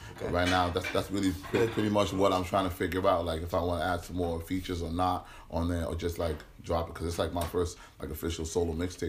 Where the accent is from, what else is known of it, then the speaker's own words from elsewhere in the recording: Brockton, Massachusetts, United States; also born or lived in Boston; I'm from Brockton. I was actually born in Boston, though.